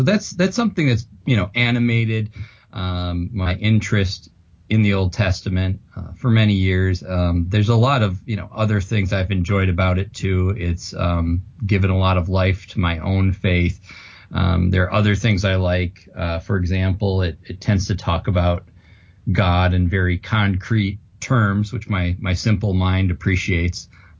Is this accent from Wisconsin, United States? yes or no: yes; Madison, Wisconsin, United States; born there; That's correct, yes. I was born in Madison.